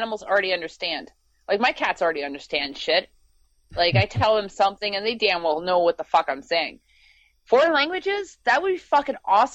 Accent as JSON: {"language": "English", "country": "Canada", "said": "being a Canadian"}